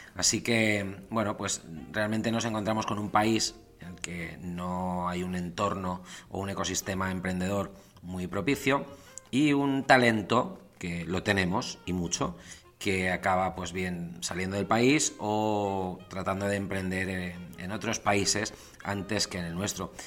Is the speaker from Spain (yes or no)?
yes; Spain; moved away as an adult; also born or lived in England; Yo también salí de España